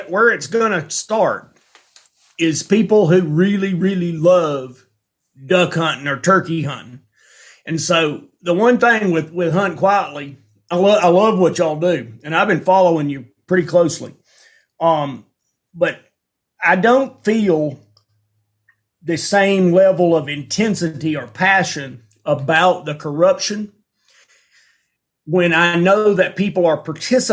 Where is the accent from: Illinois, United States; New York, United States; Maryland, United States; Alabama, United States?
Alabama, United States; moved away as an adult; now in Montana, United States; I grew up in Alabama with the TVA